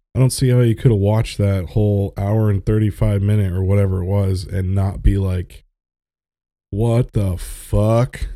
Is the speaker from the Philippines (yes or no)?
no; Florida, United States; I grew up in Florida